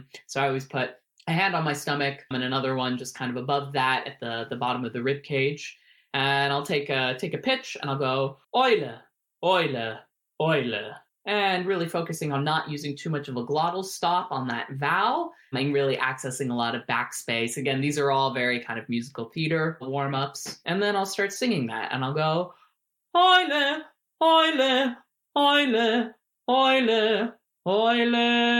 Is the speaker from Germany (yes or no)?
yes; Germany; born there; So I was born in Germany, which is where they were living and working at the time.